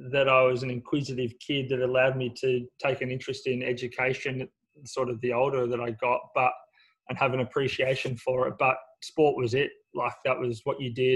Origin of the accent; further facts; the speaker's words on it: Sydney, New South Wales, Australia; Grew up in St. Clair, went to school there at Banks Public School, but what I would imagine is a pretty generic upbringing for someone from Western Sydney